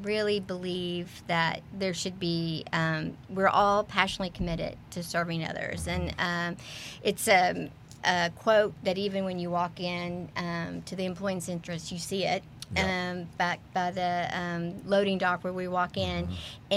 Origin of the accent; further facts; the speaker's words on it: Texas, United States; I'm native Texan